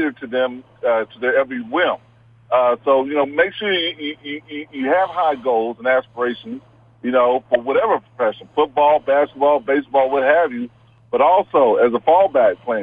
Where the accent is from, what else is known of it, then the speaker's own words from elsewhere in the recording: Houston, Texas, United States; also born or lived in Wyoming; I grew up in Houston, Texas.